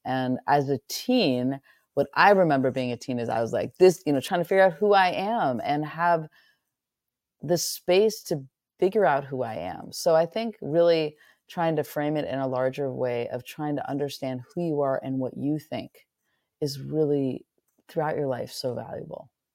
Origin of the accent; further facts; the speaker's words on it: near Muir Woods, Northern California, United States; moved away as an adult; I grew up in Northern California, right near Muir Woods